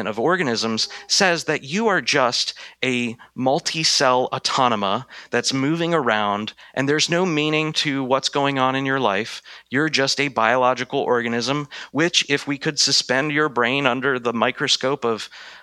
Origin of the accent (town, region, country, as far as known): United States